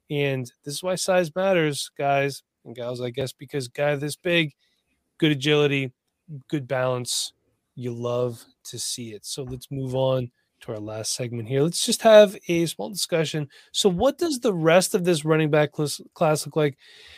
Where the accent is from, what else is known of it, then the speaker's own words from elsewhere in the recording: Pennsylvania, United States; from Pennsylvania. Yeah, don't listen to me.